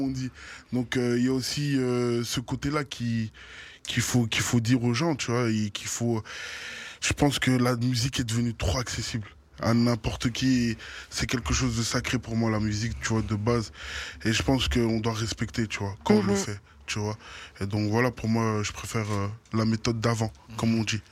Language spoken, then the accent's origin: French; Brussels, Brussels-Capital Region, Belgium; c'est mon quartier de naissance